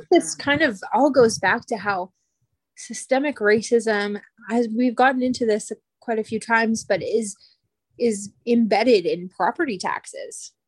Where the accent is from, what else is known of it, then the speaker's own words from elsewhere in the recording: Canada; I am Canadian